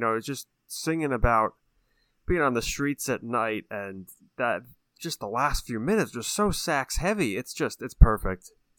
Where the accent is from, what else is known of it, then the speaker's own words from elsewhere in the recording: New Jersey, United States; Born and Raised in Jersey